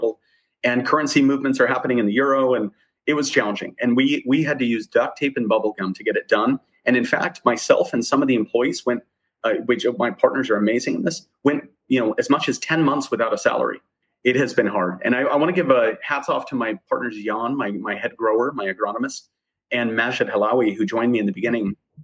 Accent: Arizona, United States; It's a tiny town in the middle of nowhere in Arizona

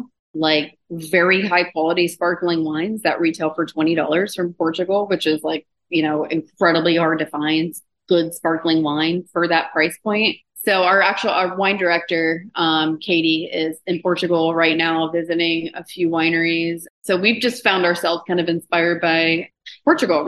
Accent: Georgia, United States; now in Cincinnati, United States; I grew up in Georgia

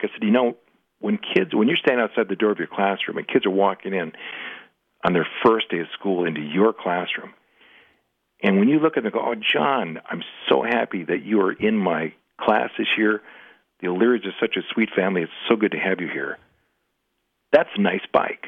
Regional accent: Minneapolis, Minnesota, United States; also born or lived in St. Cloud, Minnesota; I'm from Minneapolis

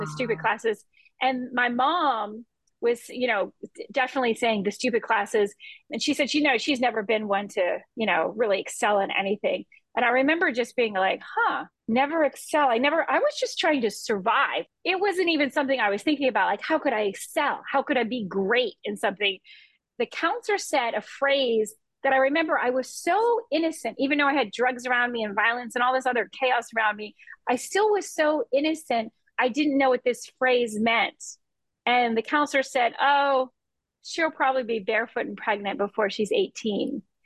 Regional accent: Key West, Florida, United States; I grew up in Key West and in the islands

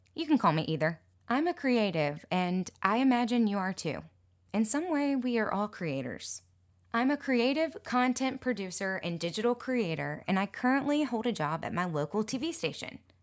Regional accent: Mobile, Alabama, United States; also born or lived in Gulf Shores, Alabama; Mobile, my hometown

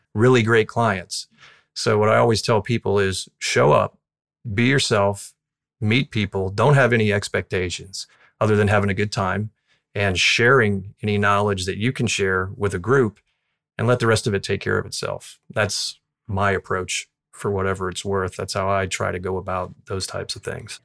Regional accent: Southwest Florida, United States; born or raised there

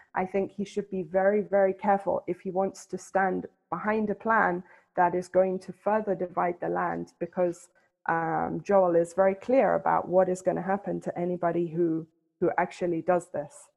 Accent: England, United Kingdom; moved away as an adult; also born or lived in London / Helsinki / The Hague, Netherlands; now in Jerusalem, Israel; When I grew up in England

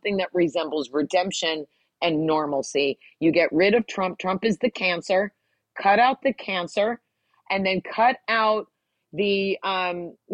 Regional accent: New Jersey, United States; I grew up in New Jersey

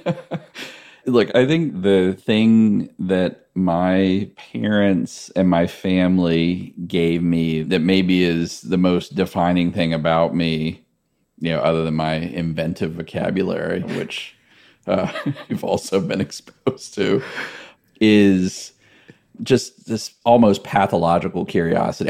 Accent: Gladys, Virginia, United States; I grew up in rural central Virginia in this town called Gladys

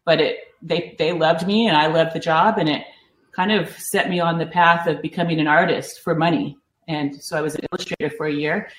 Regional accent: Granville, Ohio, United States; now in California, United States; I am from Ohio. I'm from a small town in the center of Ohio called Granville, Ohio

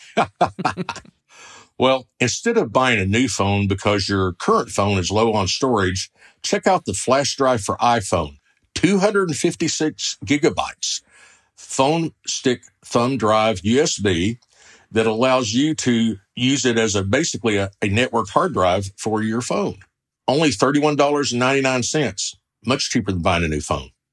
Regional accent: Oklahoma, United States; I'm from the Sooner State, Oklahoma

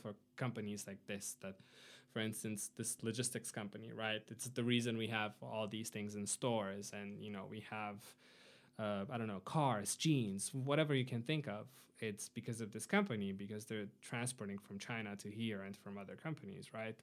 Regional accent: Arad, Arad County, Romania; moved away as an adult; now in United States; my hometown, uh, Arad

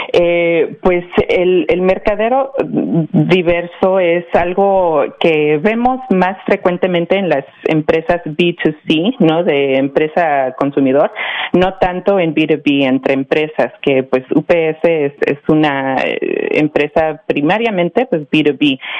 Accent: Mexico; also born or lived in Miami; now in United States; soy yo originalmente de México, pero sí, como eh, ya mencioné, pues sí, viví en Miami ya por muchos años

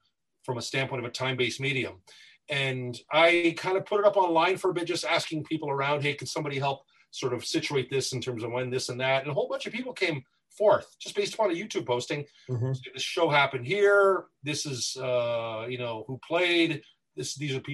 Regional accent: Windsor, Ontario, Canada; also born or lived in Toronto, Ontario; I was born in Toronto, raised in Windsor, but formed in Detroit

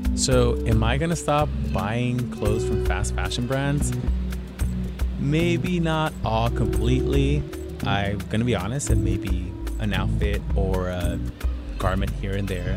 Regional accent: Los Angeles, California, United States; here in my hometown

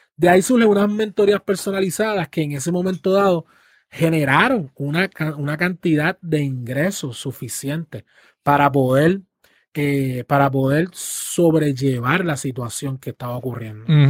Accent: Puerto Rico; las generaciones que estamos hoy en Puerto Rico

